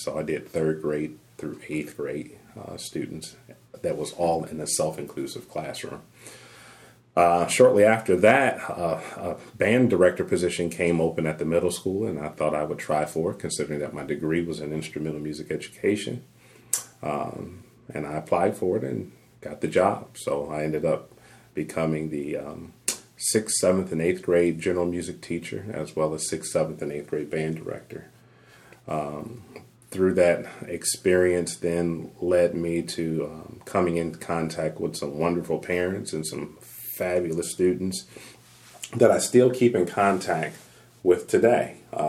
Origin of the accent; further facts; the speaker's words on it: Detroit, Michigan, United States; moved away as an adult; now in Smyrna, United States; growing up in Detroit, Michigan